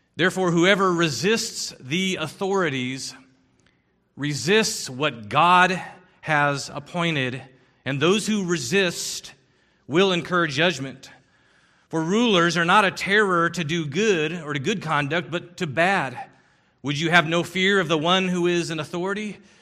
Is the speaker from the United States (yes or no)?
no; Philippines; I grew up in the Philippines